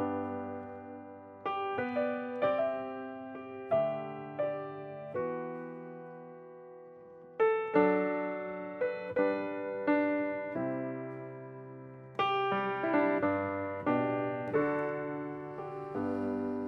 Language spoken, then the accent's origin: English; Southern California, United States; also born or lived in Memphis, Tennessee; We moved to Southern California when I was 3, and I was raised in Southern California